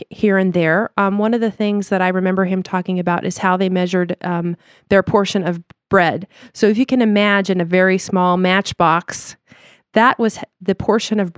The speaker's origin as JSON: {"language": "English", "region": "Limburg", "country": "Netherlands", "second_language": "English", "said": "Now we're from Lim- the province of Limburg, which is the very southern part of Holland."}